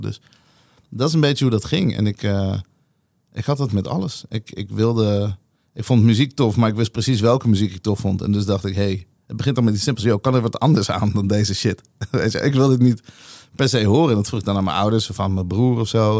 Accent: Nieuwegein, Utrecht, Netherlands; also born or lived in Tel Aviv; Ik ben geboren in Tel Aviv en ik, eh, ik groeide op in een super exotische nieuwe

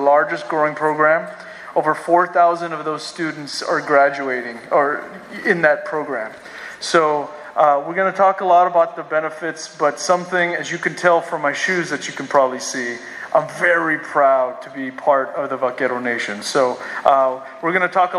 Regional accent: Rio Grande Valley, Texas, United States; moved away; I'm from the Valley, had left for a while, but coming back to the Valley, I came back in 2015

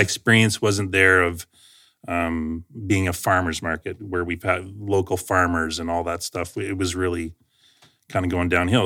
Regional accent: London, Ontario, Canada; moved away as an adult; now in Aylmer, Canada; born and raised in London, Ontario.

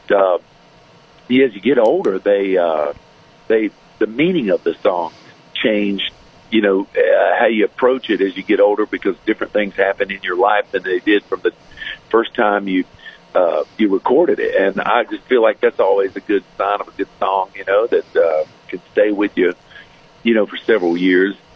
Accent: Florida, United States; also born or lived in Branson, Missouri; I'm back home in Florida, my my home state

